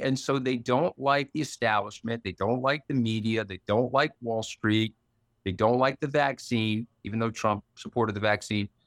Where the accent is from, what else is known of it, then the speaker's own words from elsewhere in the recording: New York, United States; I'm also a New Yorker